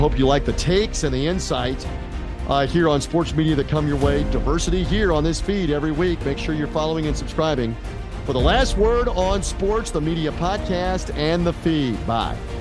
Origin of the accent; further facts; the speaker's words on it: Memphis, Tennessee, United States; Memphis, my hometown